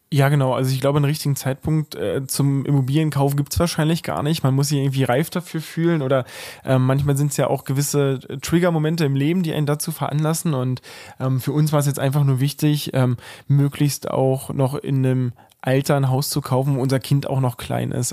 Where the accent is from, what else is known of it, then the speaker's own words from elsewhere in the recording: Cottbus, Brandenburg, Germany; also born or lived in Osnabrück; tatsächlich bin ich hier der gebürtige Cottbusser am Tisch. Äh, das heißt also, für mich ist das äh, hier Heimat, in der wir gerade wohnen. Ähm, ja, wie gesagt, seit der Geburt wohne ich hier